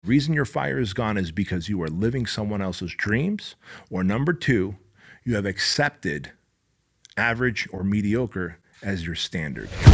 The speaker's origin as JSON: {"language": "English", "town": "Anaheim", "region": "California", "country": "United States", "tie": "born or raised there", "also_born_or_lived": "Armenia", "said": "we came from Armenia. We escaped communism. I was six years old. I grew up in my dad's tailor shop that he started this little tailor shop in Anaheim."}